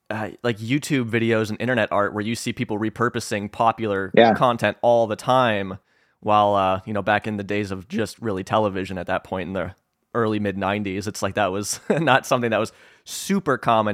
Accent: Northeastern Illinois, United States; I'm from Northeastern Illinois.

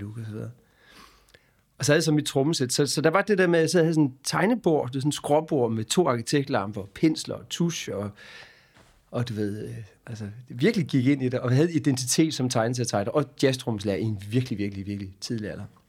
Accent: Hårby, Southern Denmark, Denmark; Jeg er født i Hårby, på Vestfyn, øh, ned på Assens sygehus, øh, og så opvokset i byen Hårby

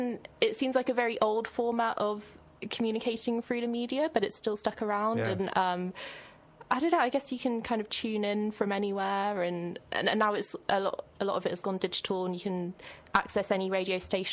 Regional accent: Birmingham, West Midlands, United Kingdom; moved away as an adult; also born or lived in Sheffield; now in Bristol, United Kingdom; And last year I was in Sheffield doing my undergrad in biology. And I'm originally from Birmingham, so I've kind of been all over.

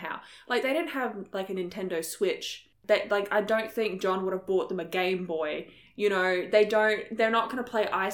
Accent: Australia

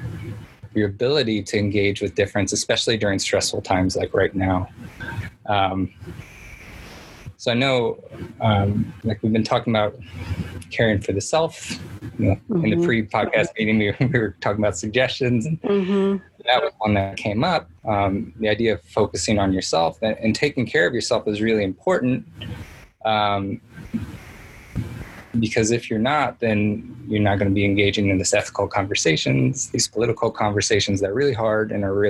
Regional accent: Indiana, United States; I'm from Indiana

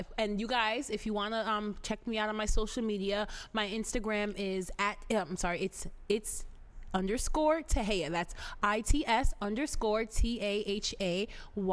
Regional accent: Paterson, New Jersey, United States; also born or lived in Glen Rock, New Jersey; I'm from Patterson, New Jersey.

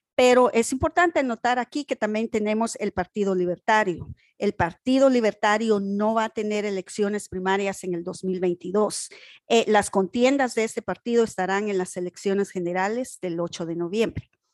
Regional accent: Guatemala; now in North Carolina, United States; Yo soy de Guatemala

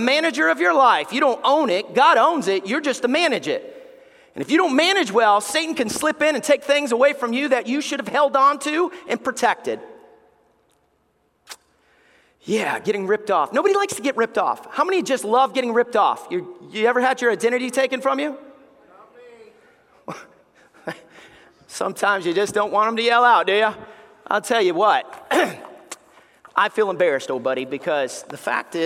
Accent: Alabama, United States; We grew up in Alabama

